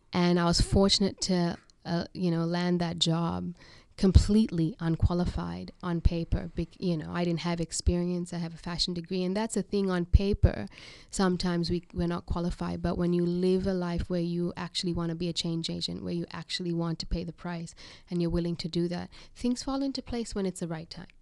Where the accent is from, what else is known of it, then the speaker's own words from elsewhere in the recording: Sri Lanka; now in Australia; I'm from Sri Lanka.